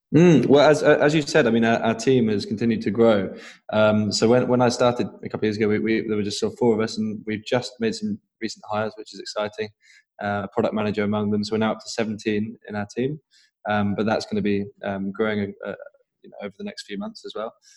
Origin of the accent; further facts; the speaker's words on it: Norwich, East of England, United Kingdom; I'm from Norwich originally